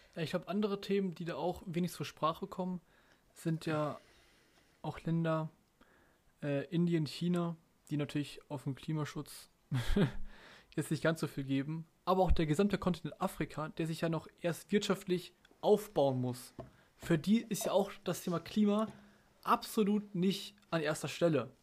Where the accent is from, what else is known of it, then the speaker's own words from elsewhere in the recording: Germany; bei uns in Deutschland